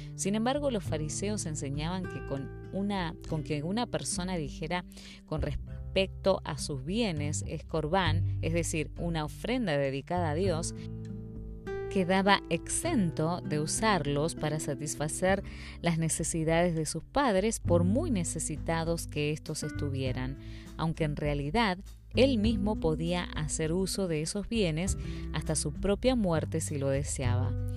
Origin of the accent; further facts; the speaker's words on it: Spain; En mi país